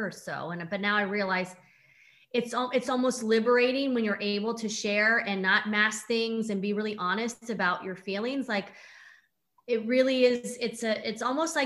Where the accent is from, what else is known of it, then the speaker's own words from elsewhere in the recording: San Diego, California, United States; I'm from San Diego